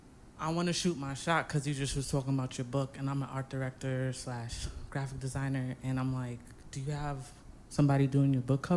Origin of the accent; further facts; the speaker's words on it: New York City, New York, United States; now in Powder Springs, United States; I am from Queens. I live in Powder Springs, Georgia, currently. And then, you know, we're here in LA right now.